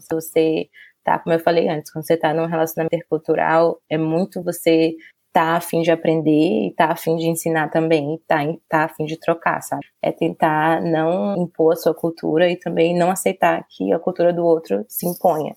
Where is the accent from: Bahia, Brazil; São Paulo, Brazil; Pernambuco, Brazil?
Bahia, Brazil; Salvador; first language Portuguese; moved away as an adult; now in England; minha vida na Bahia